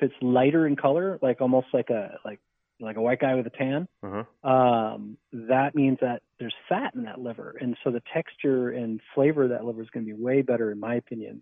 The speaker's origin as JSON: {"language": "English", "region": "New Jersey", "country": "United States", "tie": "born or raised there", "said": "I grew up in New Jersey"}